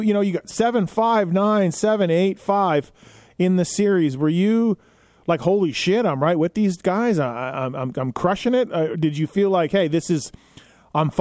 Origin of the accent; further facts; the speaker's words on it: Canada; as a kid, myself growing up in Canada